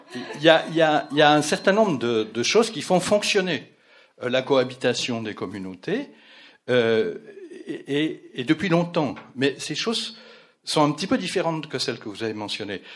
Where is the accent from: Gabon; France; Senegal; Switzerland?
Switzerland; accent: Swiss; je viens d'un pays, vous le reconnaîtrez facilement à mon accent, euh, où euh, après des siècles de guerre civile, depuis 170 ans, on fait vivre en paix quatre langues, trois variantes du christianisme, avec une très forte immigration. dans ce pays, la Suisse